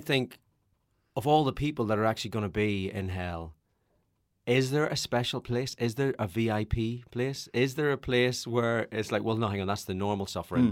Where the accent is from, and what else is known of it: Northern Ireland, United Kingdom; born or raised there